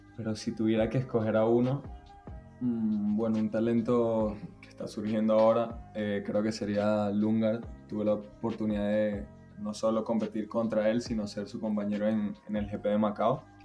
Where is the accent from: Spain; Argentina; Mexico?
Spain; also born or lived in Venezuela; todos como españoles